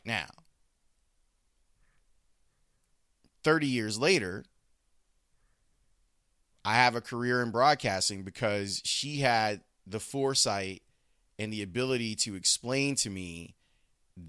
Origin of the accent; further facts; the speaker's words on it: Chicago, Illinois, United States; also born or lived in Homewood, Illinois; it broke my heart when we moved from Roseland to Homewood